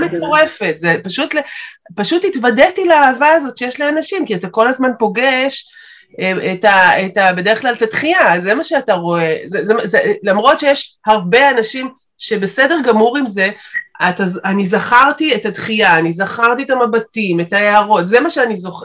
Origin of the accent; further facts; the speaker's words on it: Beersheba, Southern District, Israel; אני באר שבעית במקור